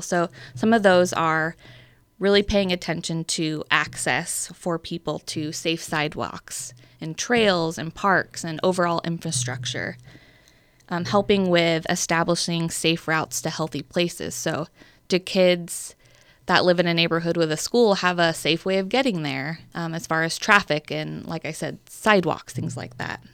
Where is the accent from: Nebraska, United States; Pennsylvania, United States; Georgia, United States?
Nebraska, United States; Bellevue; also born or lived in Omaha, Nebraska / Council Bluffs, Iowa; I grew up in Bellevue, Nebraska.